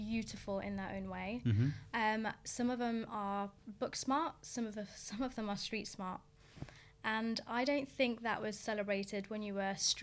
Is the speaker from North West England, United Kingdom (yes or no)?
no; Coventry, West Midlands, United Kingdom; moved away as an adult; also born or lived in Essex; I grew up in Coventry, which was years ago, it was a tough place to grow up in. We grew up in a really rough area called Hillfields